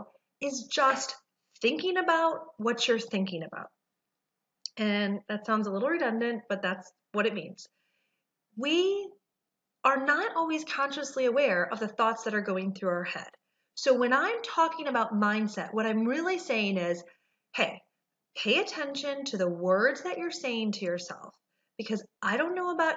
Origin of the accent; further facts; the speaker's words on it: Detroit, Michigan, United States; also born or lived in Research Triangle Park, North Carolina; now in Raleigh-Durham, United States; I'm originally from Detroit